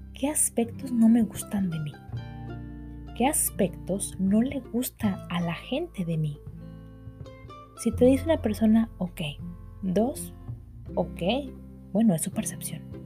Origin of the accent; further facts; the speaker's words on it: Mexico; por lo menos en México donde soy yo